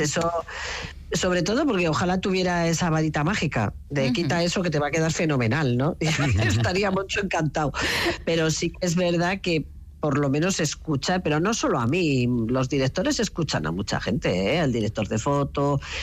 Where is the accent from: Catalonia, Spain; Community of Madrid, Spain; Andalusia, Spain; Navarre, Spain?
Navarre, Spain; moved away